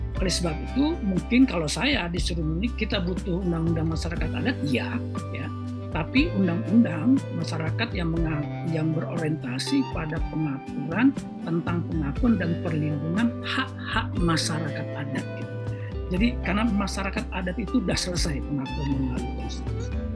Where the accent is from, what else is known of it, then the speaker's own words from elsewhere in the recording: Indonesia; semuanya kita orang Indonesia ini masyarakat adat